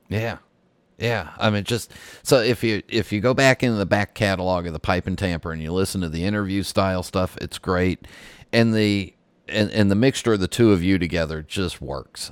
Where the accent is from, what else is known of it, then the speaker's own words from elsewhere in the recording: West Coast, United States; moved away; I'm south of you now, but I grew up on the West Coast